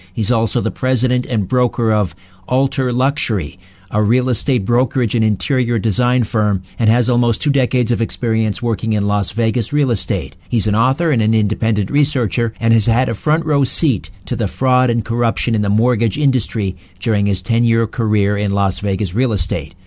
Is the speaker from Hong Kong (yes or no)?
no; Canada